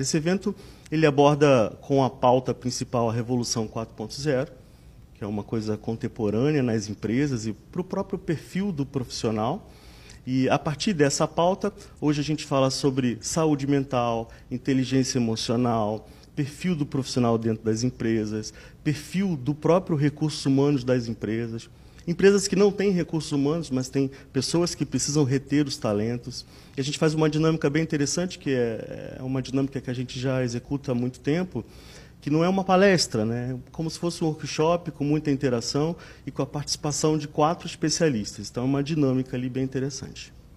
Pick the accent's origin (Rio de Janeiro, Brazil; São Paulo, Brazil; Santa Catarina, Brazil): Rio de Janeiro, Brazil; Nós somos originais, originais do Rio de Janeiro